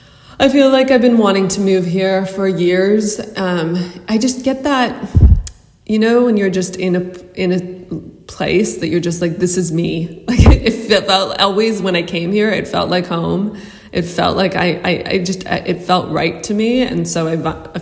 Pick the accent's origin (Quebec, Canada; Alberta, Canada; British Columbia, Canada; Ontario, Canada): Ontario, Canada; Toronto; moved away as an adult; now in Lisbon, Portugal; I was born and raised in Toronto